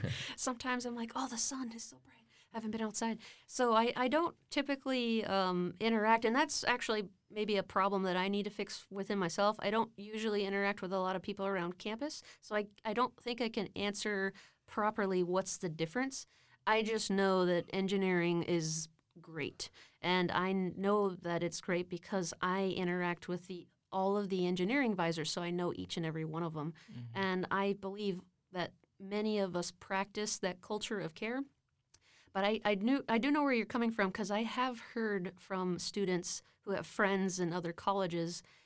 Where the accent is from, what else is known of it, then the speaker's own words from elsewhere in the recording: Austin, Texas, United States; also born or lived in Brownsville, Texas; being born and sort of raised until I was four in Brownsville, and then moving to Austin